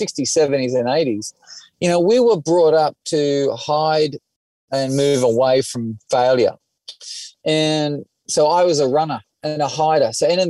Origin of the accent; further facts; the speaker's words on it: Sydney, New South Wales, Australia; And I was the kid from Dundas Valley